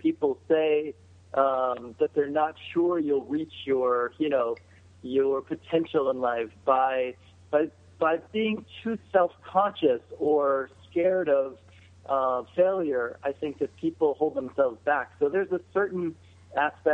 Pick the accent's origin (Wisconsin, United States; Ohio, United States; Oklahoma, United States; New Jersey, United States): Ohio, United States; Cincinnati; I grew up outside of Cincinnati